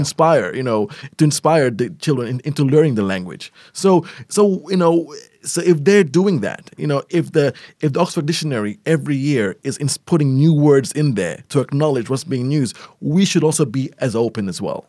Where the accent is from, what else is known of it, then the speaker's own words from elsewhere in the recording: Melbourne, Victoria, Australia; moved away as an adult; also born or lived in Eritrea; now in Abu Dhabi, United Arab Emirates; I was born in Abu Dhabi. I lived here till I was nine, and then I spent twenty years in Melbourne